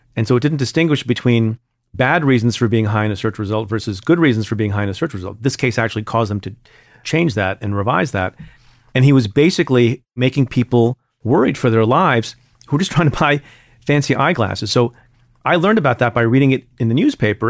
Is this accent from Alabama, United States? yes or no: no; New Jersey, United States; I grew up in Jersey